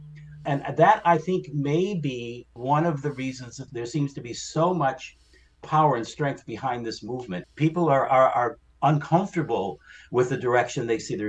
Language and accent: English; New Hampshire, United States; It was up in my home state of New Hampshire, up in Claremont, that he made that statement.